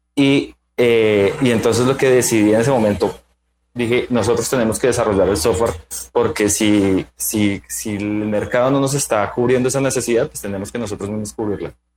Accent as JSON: {"language": "Spanish", "region": "Bogotá", "country": "Colombia", "said": "soy bogotano"}